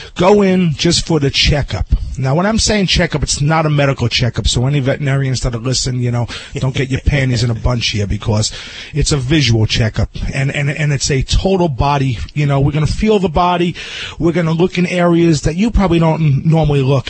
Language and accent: English; New Jersey, United States; my hometown in New Jersey